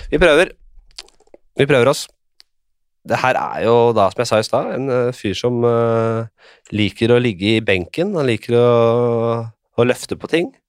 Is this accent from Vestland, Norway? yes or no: no; Drammen, Buskerud, Norway; Jeg er fra Drammen